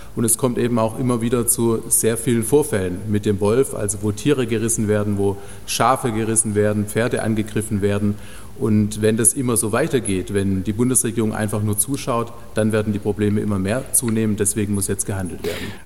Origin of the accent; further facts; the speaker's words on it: Germany; bei uns in Deutschland